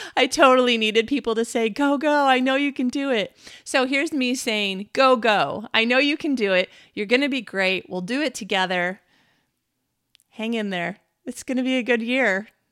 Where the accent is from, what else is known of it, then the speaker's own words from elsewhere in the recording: United States; I am an American woman in the twenty-first century